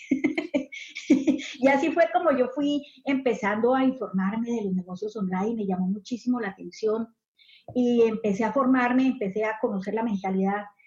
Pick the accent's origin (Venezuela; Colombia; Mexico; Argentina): Colombia; moved away as an adult; now in Southern California, United States; yo soy colombiana, eh, soy inmigrante, actualmente hace 14 años vivo en Estados Unidos, acá en el sur de California.